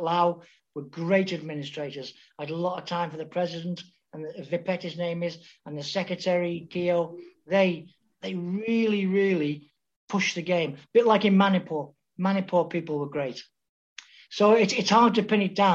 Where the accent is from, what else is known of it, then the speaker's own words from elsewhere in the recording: Liverpool, North West England, United Kingdom; moved away; I was born in Anfield, right next to the ground